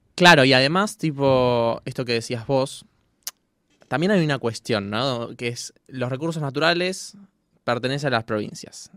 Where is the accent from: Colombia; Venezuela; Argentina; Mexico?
Argentina; Buenos Aires; yo que soy de Buenos Aires